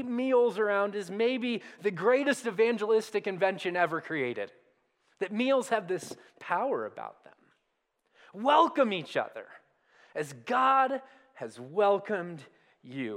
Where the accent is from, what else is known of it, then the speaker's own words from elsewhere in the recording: Southern California, United States; now in Colorado, United States; I grew up in Southern California, and so like Colorado, most of the days were covered in awesome sunshine